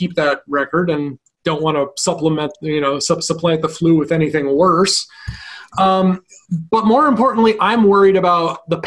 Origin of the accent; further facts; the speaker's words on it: Vermont, United States; in my home state of Vermont